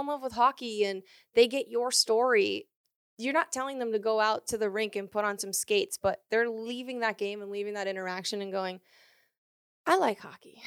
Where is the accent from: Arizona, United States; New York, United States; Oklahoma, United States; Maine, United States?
Maine, United States; moved away as an adult; now in California, United States; I grew up in Maine. I lived there for about nineteen years and then moved to California